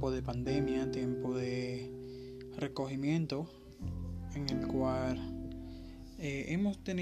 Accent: Dominican Republic; soy de la República Dominicana

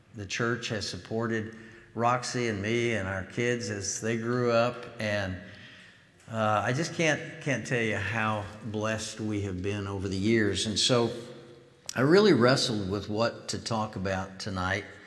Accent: Illinois, United States; moved away; also born or lived in Arkansas; I grew up in Illinois

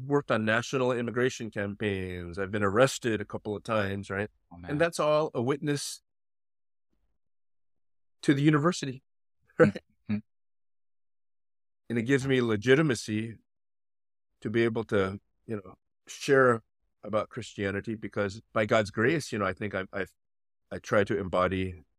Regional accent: Los Angeles, California, United States; I was born in East Los Angeles, but I was raised in the suburbs of Los Angeles in the 70s and 80s

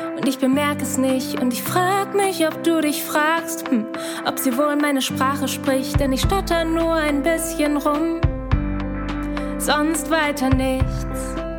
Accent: Hamburg, Germany; moved away as an adult; now in Hildesheim, Germany; Ich bin in Hamburg aufgewachsen

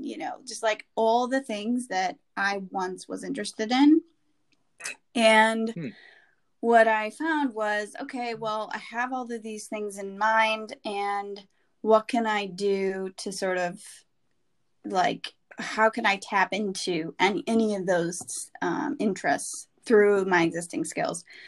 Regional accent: Wisconsin, United States; moved away as an adult; also born or lived in San Francisco / New York; I grew up in the Midwest. Um, I'm from Wisconsin originally, and have lived in San Francisco and New York

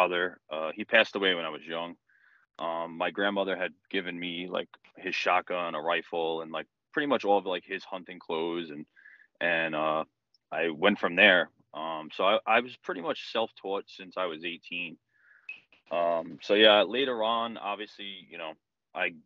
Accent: Yonkers, New York, United States; moved away as an adult; now in White Plains, United States; So originally I'm from Yonkers, New York, born and raised. I currently reside in White Plains, New York right now.

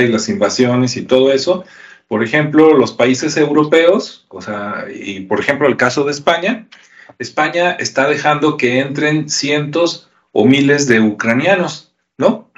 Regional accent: Mexico; los que somos mexicanos

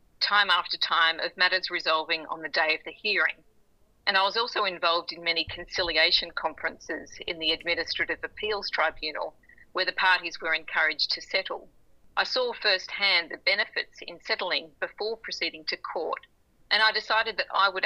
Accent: Beresfield, New South Wales, Australia; also born or lived in Thornton, New South Wales; now in Sydney, Australia; I grew up halfway between Newcastle and Maitland in a town called Beresfield and then Thornton

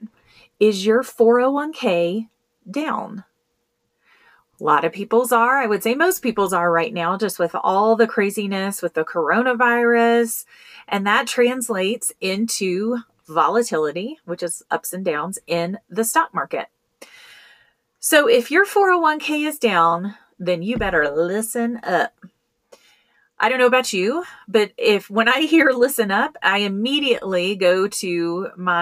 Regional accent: Colorado, United States; I manage several plans for companies here in my home state of Colorado.

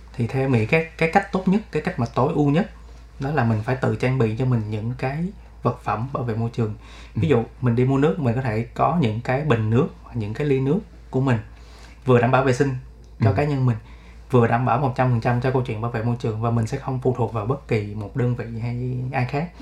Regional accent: Ho Chi Minh City, Vietnam; em là người Sài Gòn và em vẫn sống ở Sài Gòn

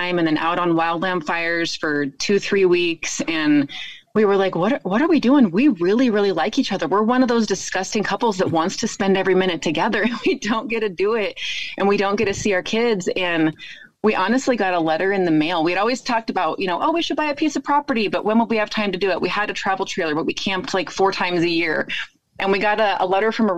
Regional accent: Nevada, United States; moved away as an adult; also born or lived in Reno, Nevada; we are originally from Nevada, and we both had been in Reno for the last 20 years

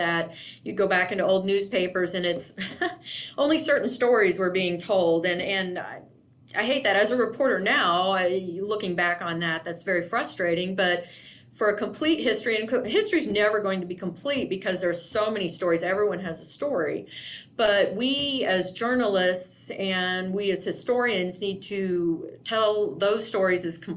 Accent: Indiana, United States; now in Yakima, United States; not being from this area, I'm originally from Indiana

